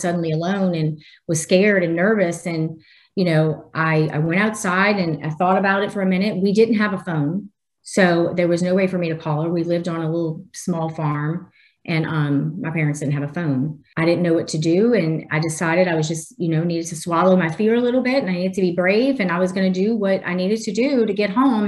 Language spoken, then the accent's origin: English; New Orleans, Louisiana, United States; I live in Louisiana, born and raised in New Orleans